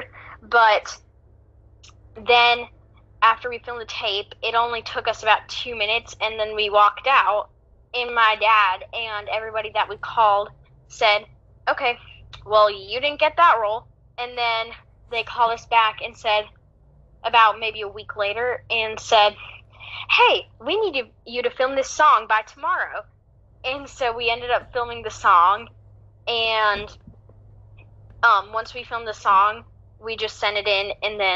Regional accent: Greensboro, North Carolina, United States; I'm from Greensboro, North Carolina

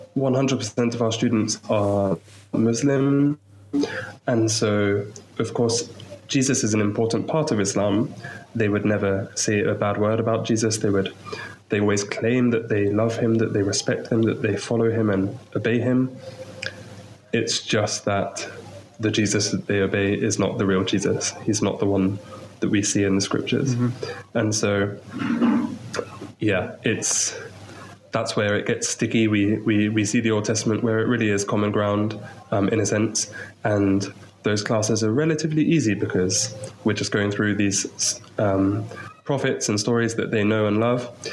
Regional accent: Maidenhead, South East England, United Kingdom; moved away as an adult; also born or lived in Portsmouth; now in Chad; I'm from England, from Maidenhead, so just outside London, really. Um, I, I, grew up there

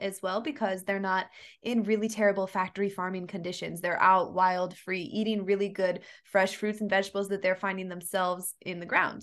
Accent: Kansas, United States; now in Hawaii, United States; I'm from Kansas originally, and in the Midwest

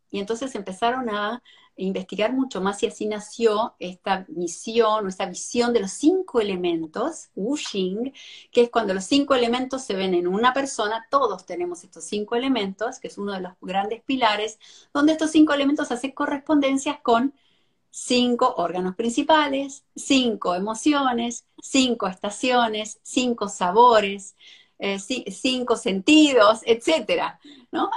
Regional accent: Argentina; moved away as an adult; now in Miami, United States; soy argentina, pero me mudé acá hace más de 17 años.

